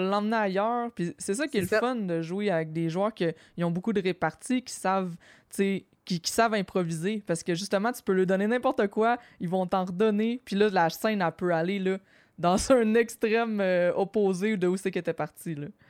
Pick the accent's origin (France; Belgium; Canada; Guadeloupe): Canada; Quebec